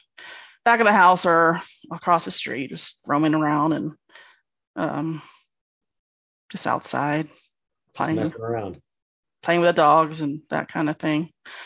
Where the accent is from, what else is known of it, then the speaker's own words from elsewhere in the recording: Tallahassee, Florida, United States; I'm originally from Florida. I grew up in Tallahassee, Florida, or near Tallahassee, Florida. I tell people I grew up in the woods. So, I converted to the church when I was 19 through friends.